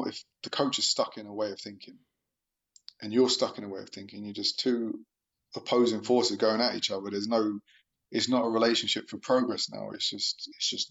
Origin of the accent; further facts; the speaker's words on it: London, United Kingdom; I'm from South London